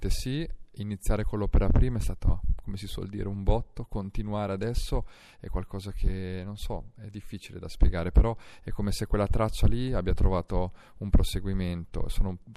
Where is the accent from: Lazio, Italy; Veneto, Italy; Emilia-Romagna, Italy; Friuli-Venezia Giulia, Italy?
Emilia-Romagna, Italy; Rimini; now in Milan, Italy; Quella che mi dà Milano non è quella che mi dà Rimini, per cui in un certo senso siamo scissi noi che veniamo dalla Romagna ci trasferiamo come molti altri, tra virgolette, esuli.